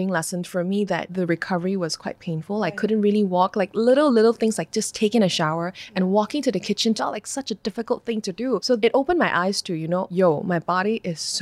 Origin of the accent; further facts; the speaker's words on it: Malaysia; I'm from Malaysia